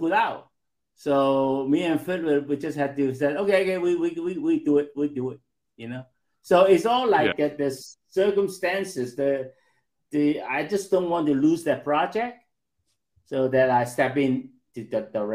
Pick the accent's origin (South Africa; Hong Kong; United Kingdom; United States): Hong Kong; growing up in Hong Kong